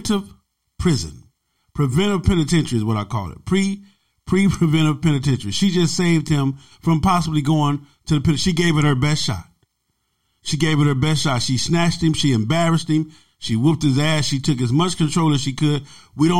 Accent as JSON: {"language": "English", "town": "Los Angeles", "region": "California", "country": "United States", "tie": "born or raised there", "also_born_or_lived": "Compton / Long Beach", "said": "Growing up in South Central Los Angeles, growing up in Compton, Watts, Long Beach"}